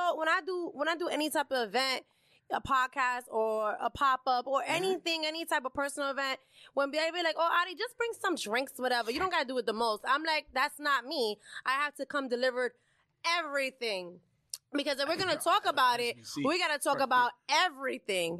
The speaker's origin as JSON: {"language": "English", "town": "New York City", "region": "New York", "country": "United States", "tie": "born or raised there", "said": "I'm born and raised right here in the city of Hell's Kitchen, New York"}